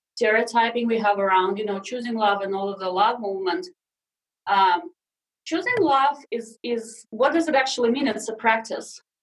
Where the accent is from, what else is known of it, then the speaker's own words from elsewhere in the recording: Siberia, Russia; English is a second language; moved away as an adult; also born or lived in Sakhalin Island, Russia; now in United States; I was six years old when we moved back to Siberia to my dad's family